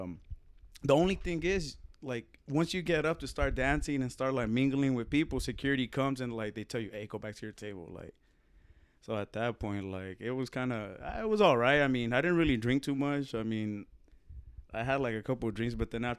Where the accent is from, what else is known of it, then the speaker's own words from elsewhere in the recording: Phoenix, Arizona, United States; I'm like, nah, we're from Phoenix.